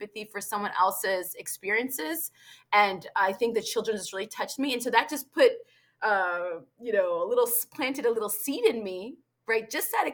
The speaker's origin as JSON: {"language": "English", "region": "Virginia", "country": "United States", "tie": "born or raised there", "said": "I was born and raised in America"}